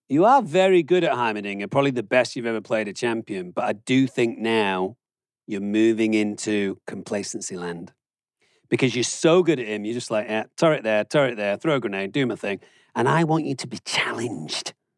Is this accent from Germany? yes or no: yes; Germany; now in United States; I grew up in Germany where they do centigrade, and then I had to move to the United States where they do Fahrenheit